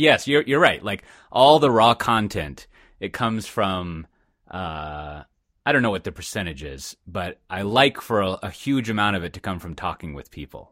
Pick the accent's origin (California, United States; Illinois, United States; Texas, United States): Texas, United States; Austin; I'm fucking from Austin